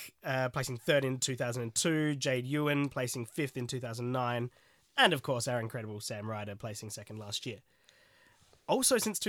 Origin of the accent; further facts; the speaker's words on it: Australia; now in United Kingdom; even though I'm Australian, I think I was rooting for Sam. Like, I'm a resident of the UK